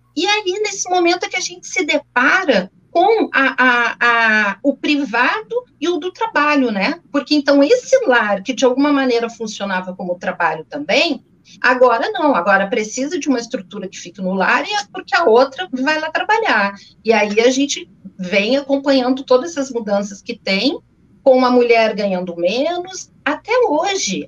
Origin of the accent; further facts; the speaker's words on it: Porto Alegre, Rio Grande do Sul, Brazil; accent: gaúcho; moved away as an adult; now in Rio de Janeiro, Brazil; Estou há 18 anos aqui no Rio, mas enfim, nasci em Porto Alegre, fiz toda a minha história em Porto Alegre